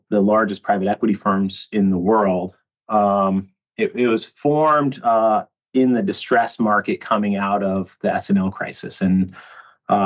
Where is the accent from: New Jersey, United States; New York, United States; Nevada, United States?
Nevada, United States; Reno; I grew up in the Western US in a city called Reno, Nevada, which is like right outside of Lake Tahoe